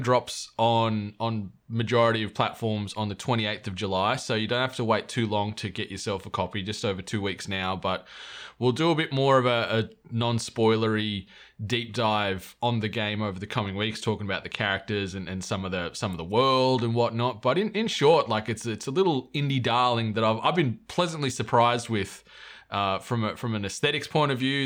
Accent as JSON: {"language": "English", "region": "New South Wales", "country": "Australia", "moved": "yes", "said": "we're both from New South Wales originally"}